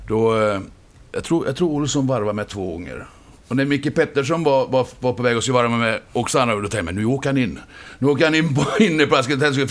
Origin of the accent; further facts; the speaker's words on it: Borlänge, Dalarna County, Sweden; moved away as an adult; also born or lived in Cologne, Germany; Jag är ju från Borlänge